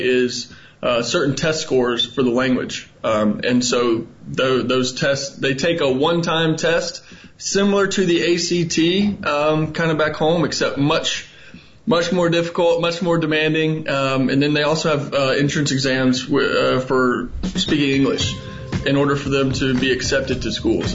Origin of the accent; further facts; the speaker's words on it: Huntsville, Alabama, United States; moved away as an adult; now in Shanghai, China; I grew up in Huntsville, went to Huntsville High, uh, graduated back in 2011